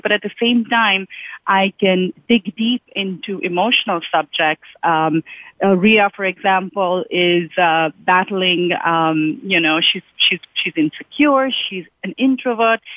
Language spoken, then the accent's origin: English; Mumbai, Maharashtra, India; moved away as an adult; now in United States; I grew up in Mumbai